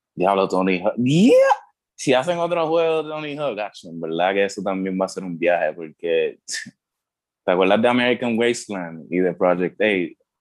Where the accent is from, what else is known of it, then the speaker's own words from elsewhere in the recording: Puerto Rico; also born or lived in United States; yo me crié aquí en, en Puerto Rico. este, nací en Estados Unidos, pero me crié aquí